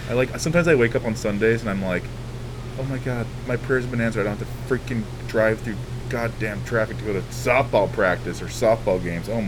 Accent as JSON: {"language": "English", "region": "Montana", "country": "United States", "tie": "born or raised there", "also_born_or_lived": "Arizona", "lives_now": "Portland, United States", "said": "I grew up in Montana and Arizona. I've been in Portland like 15 years, and it's a great place to be with great people"}